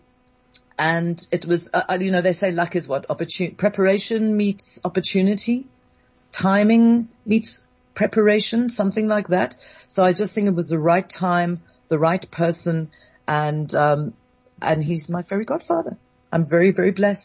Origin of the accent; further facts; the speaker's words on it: London, United Kingdom; I was born in London and raised in London